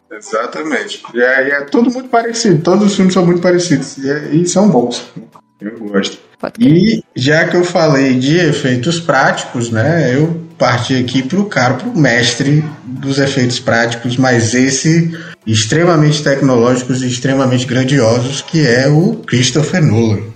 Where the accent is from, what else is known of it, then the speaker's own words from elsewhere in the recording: Brazil; nós, como brasileiros